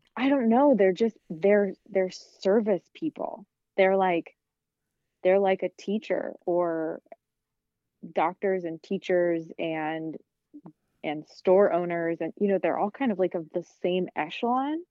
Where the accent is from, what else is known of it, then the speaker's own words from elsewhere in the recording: Kansas, United States; moved away; also born or lived in South Carolina / New York; growing up in Kansas